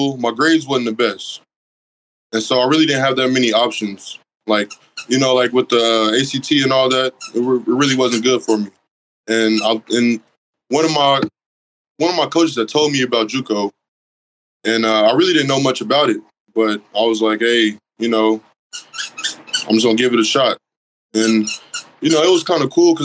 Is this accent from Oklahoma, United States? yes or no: yes; Oklahoma, United States; also born or lived in Independence, Kansas; I'm from Oklahoma